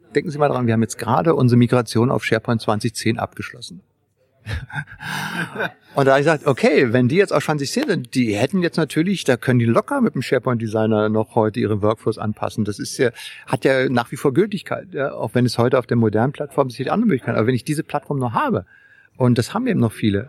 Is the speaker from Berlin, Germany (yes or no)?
yes; Berlin, Germany; als alter Berliner, man ist ja, ich bin ja in Berlin aufgewachsen, ja, ne, also in dem, im Westteil der Stadt